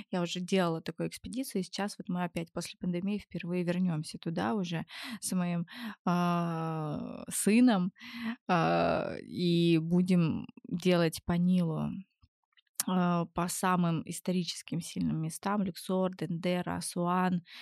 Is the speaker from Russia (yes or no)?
no; Germany; born there; Это так сложно, потому что я, в принципе, я родилась в Германии.